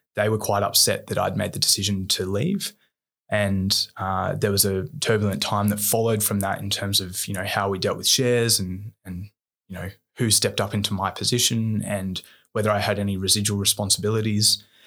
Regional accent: Bowral, New South Wales, Australia; also born or lived in Wollongong; I grew up in Bowerell, an hour and a half south of Sydney.

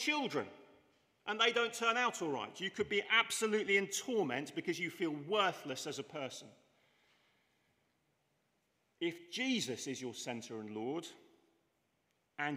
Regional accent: England, United Kingdom; I'm English

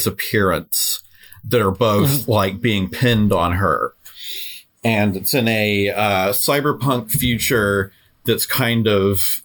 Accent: San Diego, California, United States; I grew up in San Diego

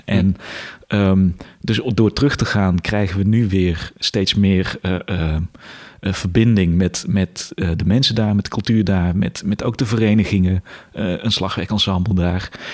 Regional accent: Weert, Limburg, Netherlands; also born or lived in Tilburg; ik kom uit Limburg, kom uit Weert

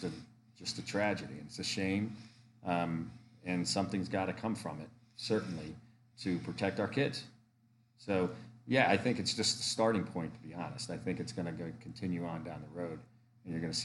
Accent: Connecticut, United States; now in Pennsylvania, United States; I'm originally from Connecticut

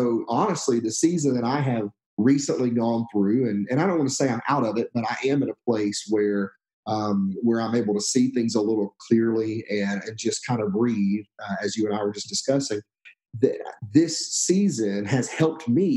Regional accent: Alabama, United States; moved away as an adult; also born or lived in Texas; now in Stone Mountain, United States; We moved from Alabama, which is where I'm from originally, to Texas

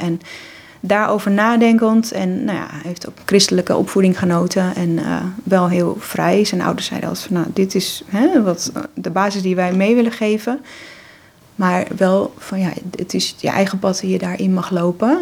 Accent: Monnikendam, North Holland, Netherlands; ik ben eh, in Monnikendam opgegroeid

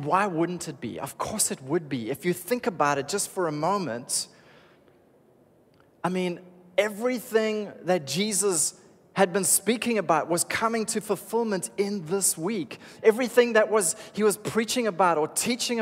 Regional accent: Cape Town, Western Cape, South Africa; I was raised in Cape Town, so this for me is home

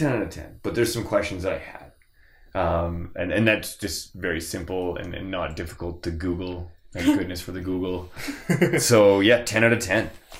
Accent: Redwood Meadows, Alberta, Canada; I grew up on Redwood Meadows

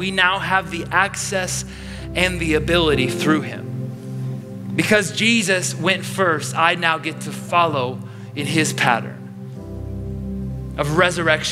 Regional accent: Chicago, Illinois, United States; moved away as an adult; now in Orange County, United States; being from Chicago

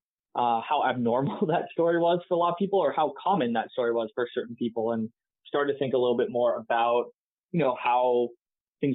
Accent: San Jose, California, United States; I grew up here in San Jose, ended up going to UC Davis for school.

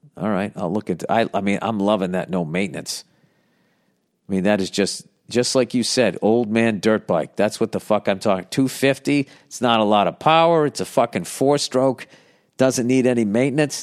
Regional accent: United States; I'm an American

